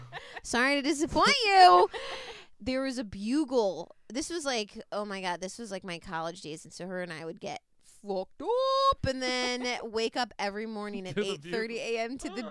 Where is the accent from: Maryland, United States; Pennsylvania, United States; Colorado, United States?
Maryland, United States; Annapolis; moved away as an adult; now in Los Angeles, United States; I'm from Annapolis, Maryland, and then I, like, you know, went to school there, went to University of Maryland.